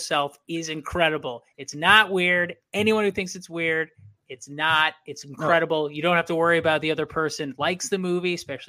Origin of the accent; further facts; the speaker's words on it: Waukesha, Wisconsin, United States; born there; Yeah, but I was born in Waukesha.